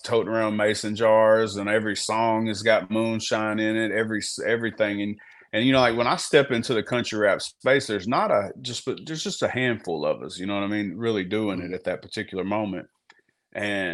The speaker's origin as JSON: {"language": "English", "town": "Gurdon", "region": "Arkansas", "country": "United States", "tie": "born or raised there", "said": "I'm from Arkansas. Man, I grew up where I'm from. It's the bottom part of Arkansas, similar to Louisiana"}